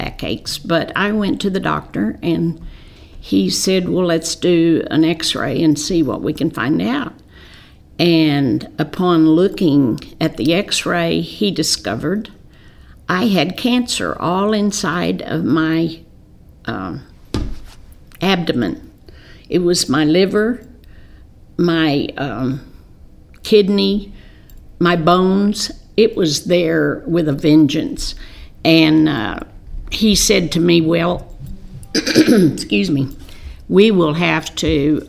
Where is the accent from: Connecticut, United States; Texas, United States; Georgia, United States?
Texas, United States; Corpus Christi; moved away as an adult; now in East Texas, United States; I was raised in Corpus Christi